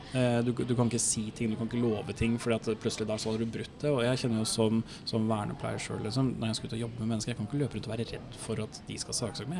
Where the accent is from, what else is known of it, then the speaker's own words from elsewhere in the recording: Norway; Som nordmann